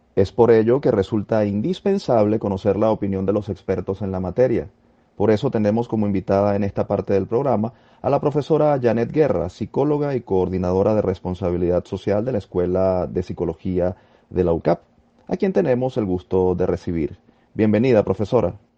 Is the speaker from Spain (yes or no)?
no; Venezuela; agradecemos como venezolanos el aporte